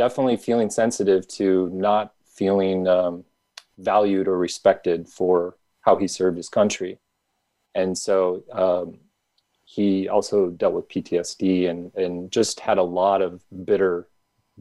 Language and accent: English; Midwest, United States; I grew up in the Midwest